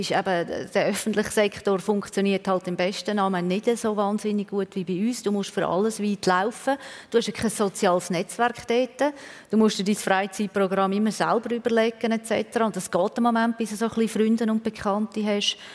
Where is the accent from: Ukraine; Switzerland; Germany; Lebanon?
Switzerland; Aber als Schweizerin war man dort eher eine Exotin.